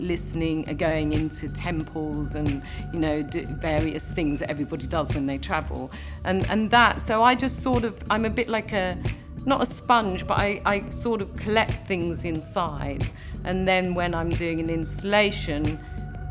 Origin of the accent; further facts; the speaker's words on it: London, United Kingdom; I'm a Londoner, I've come from London all my life